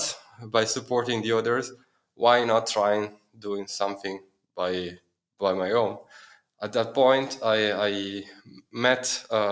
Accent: Milan, Lombardy, Italy; moved away as an adult; also born or lived in Dublin, Ireland; now in Berlin, Germany; I'm from Milan, I'm from Italy, where I study economics and business law

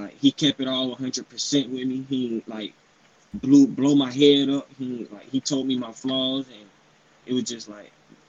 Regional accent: Jacksonville, Florida, United States; He's from my hometown, Jacksonville, Florida.

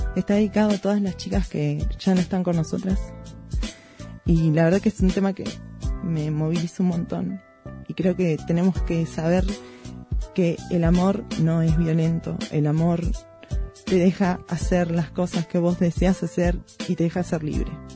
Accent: Chubut, Argentina; La zona donde yo nací es una zona a la que llegaron los inmigrantes galeses

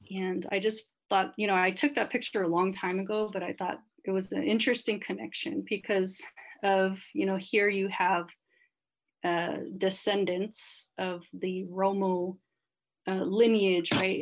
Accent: Sacramento, California, United States; moved away as an adult; also born or lived in Santa Barbara, California / Sylmar, Los Angeles, California; now in Los Angeles, United States; I grew up in Sacramento

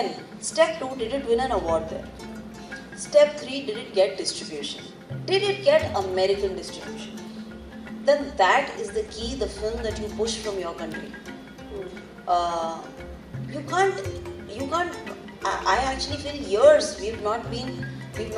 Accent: India; I'm fully Indian

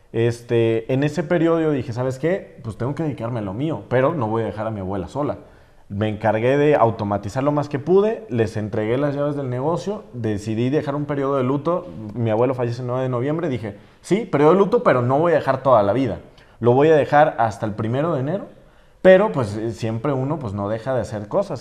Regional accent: San Juan de los Lagos, Jalisco, Mexico; moved away as an adult; yo soy de un pueblo pequeño

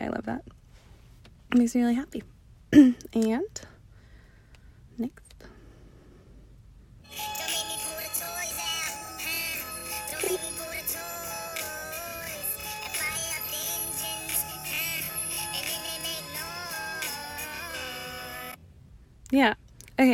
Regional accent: Downey, California, United States; I'm from Downey

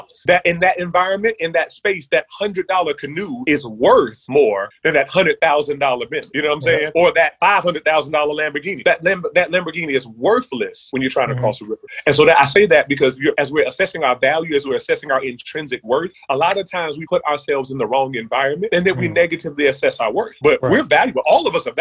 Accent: Charlotte, North Carolina, United States; I grew up in Charlotte

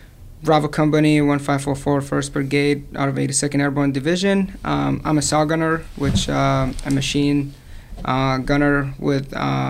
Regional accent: Iraq; now in United States; born and raised in Iraq. Moved to the United States in 2015.

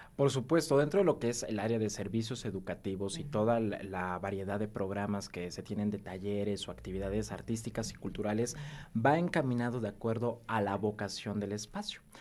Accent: Puebla, Mexico; lo que somos como poblanos, esta identidad poblana

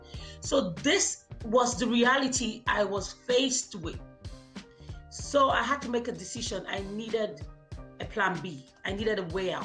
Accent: Nigeria; moved away as an adult; now in Hamilton, Canada; I'm from Nigeria originally, and I'm just 3 years in Canada.

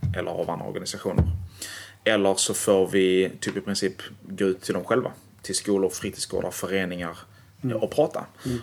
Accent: Malmö, Skåne, Sweden; Jag är från Malmö helt och hållet

